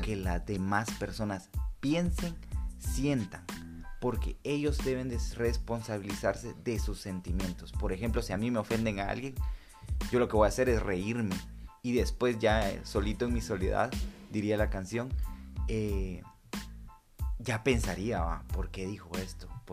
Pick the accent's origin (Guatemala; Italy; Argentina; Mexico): Guatemala; como buenos guatemaltecos y chapines que somos